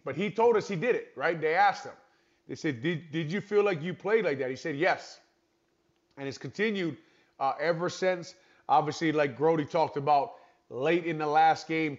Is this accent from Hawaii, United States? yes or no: yes; Hawaii, United States; I grew up in Hawaii